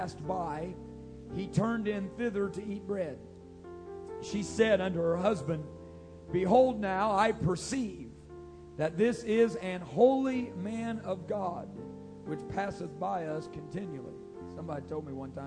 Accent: Grayville, Illinois, United States; born or raised there

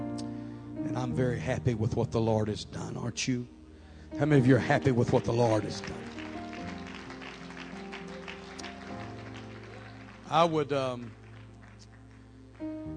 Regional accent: Beaumont, Texas, United States; moved away as an adult; now in Mississippi, United States; I was born and raised in the Beaumont, Texas area

